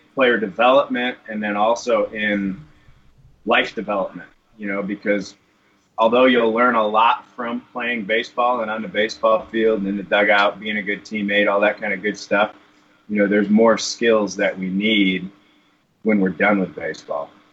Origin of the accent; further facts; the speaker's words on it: Michigan, United States; now in Arizona, United States; growing up in Michigan